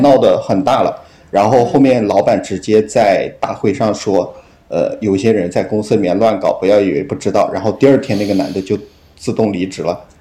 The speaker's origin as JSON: {"language": "Chinese", "region": "Henan", "country": "China", "tie": "born or raised there", "moved": "yes", "lives_now": "Guangzhou, China", "said": "然后我老家是河南的"}